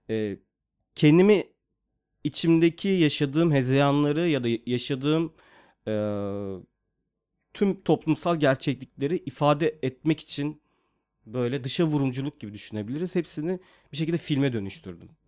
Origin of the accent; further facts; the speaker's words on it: Mersin, Turkey; moved away as an adult; also born or lived in Yeşilhisar, Kayseri / İzmir; now in Istanbul, Turkey; Bir dönem işte 4 yaşına kadar Kayseri'nin Yeşilsay ilçesinde kaldıktan sonra sonra İzmir'e taşındık. İzmir'e taşındıktan sonra da e, orada ilkokulu okudum karşıya kadar. Ondan sonra Mersin'e taşındık. 94'te olması gerekiyor yanlış hatırlamıyorsam. Ee, tüm hayatım Mersin'de sahil kenarında geçti aslında.